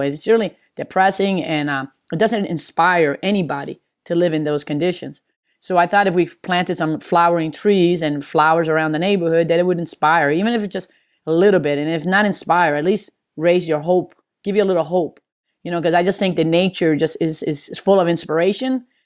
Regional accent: Maryland, United States; also born or lived in Hartford / New Jersey / California / Las Vegas; now in Atlanta, United States; I'm from Maryland

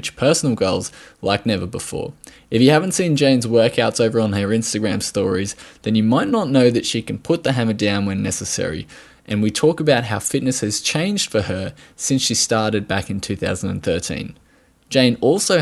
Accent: Australia

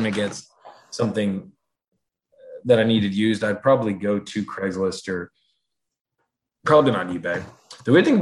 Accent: Massachusetts, United States; moved away; I left it back in my childhood home in Massachusetts

